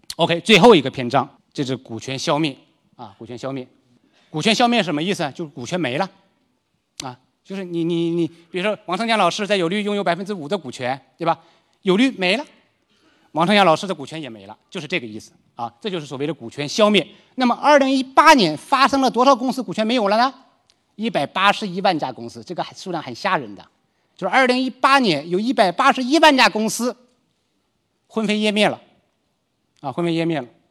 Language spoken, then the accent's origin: Chinese; Liaoning, China; moved away; 包括我的老家辽宁